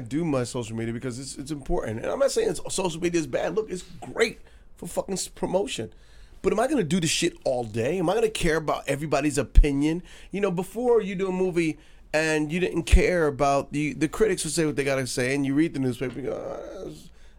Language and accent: English; New York, United States; I'm a New Yorker.